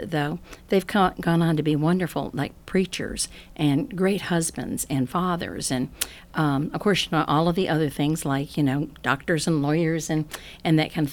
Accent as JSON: {"language": "English", "town": "Chicago", "region": "Illinois", "country": "United States", "tie": "born or raised there", "moved": "yes", "lives_now": "Athens, United States", "said": "I'm not from here, and I was raised in Chicago, Illinois"}